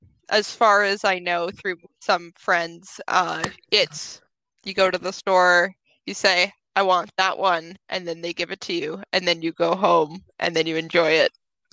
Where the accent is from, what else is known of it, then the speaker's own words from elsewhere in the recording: Toronto, Ontario, Canada; So I grew up in Toronto